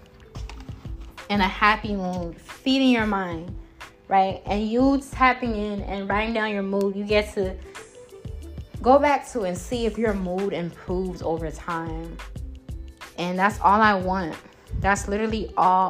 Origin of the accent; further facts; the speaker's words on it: Jamaica; I am Jamaican